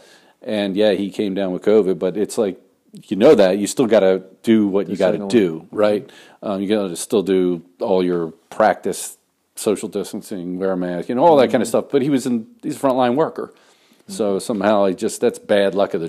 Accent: United States; I'm an American

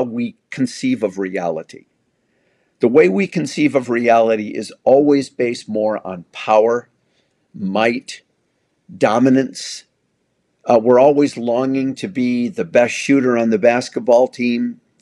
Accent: United States; I'm white. I'm male. I'm American

